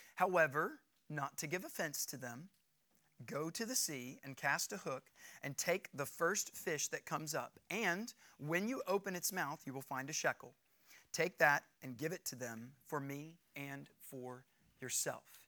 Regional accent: United States; I'm an American citizen. I'm a free individual. Because of my citizenship in this nation, I'm free

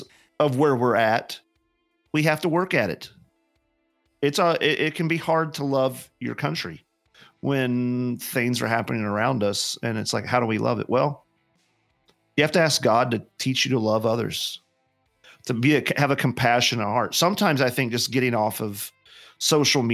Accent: West Virginia, United States; now in Indiana, United States; I'm from West Virginia.

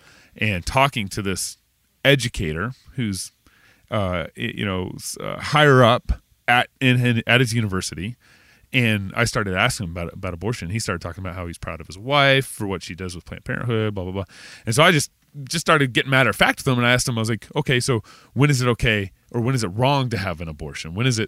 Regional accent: Texas, United States; I'm from

